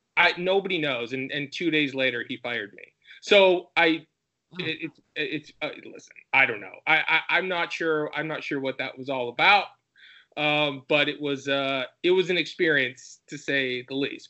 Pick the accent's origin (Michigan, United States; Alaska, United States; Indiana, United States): Michigan, United States; moved away; I'm from Michigan originally